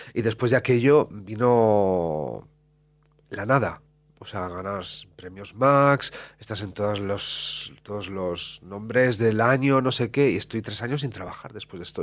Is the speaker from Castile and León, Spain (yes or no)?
yes; La Cistérniga, Castile and León, Spain; yo soy de pueblo de Valladolid, de la Cisterniga